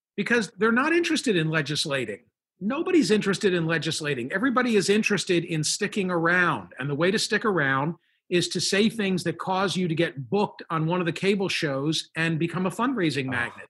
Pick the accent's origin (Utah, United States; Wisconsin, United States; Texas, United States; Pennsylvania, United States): Pennsylvania, United States; Philadelphia; I'm from Philadelphia